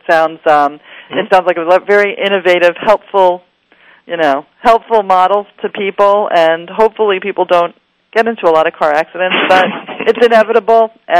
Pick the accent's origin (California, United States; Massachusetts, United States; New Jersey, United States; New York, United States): New York, United States; I'm from New York